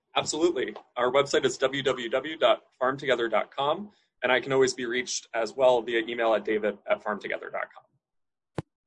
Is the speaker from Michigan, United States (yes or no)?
no; Hudson Valley, New York, United States; I grew up in the Hudson Valley, New York State